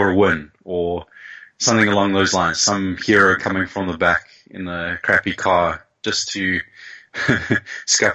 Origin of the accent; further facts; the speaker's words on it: Pretoria, Gauteng, South Africa; it starts off in Pretoria